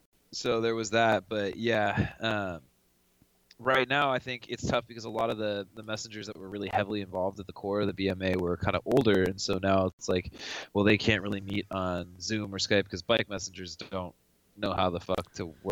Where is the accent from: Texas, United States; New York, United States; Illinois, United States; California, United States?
California, United States; Santa Barbara; also born or lived in Ojai; I came out from Santa Barbara. I outside a small town called Ojai. I lived 2 years there. I finished up high school there.